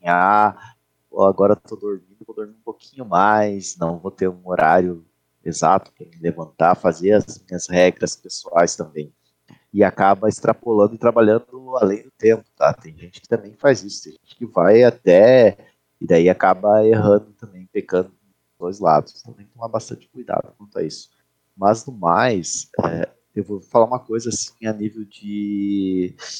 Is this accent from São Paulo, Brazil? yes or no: no; Chapecó, Santa Catarina, Brazil; E aqui em Chapecó, por exemplo, eu sou de Chapecó